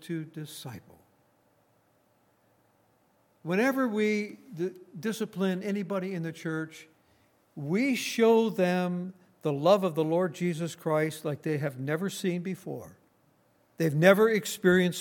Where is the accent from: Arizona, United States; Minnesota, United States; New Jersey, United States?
Minnesota, United States; northern; I come from Minnesota, born and raised in Minnesota, in northern Minnesota.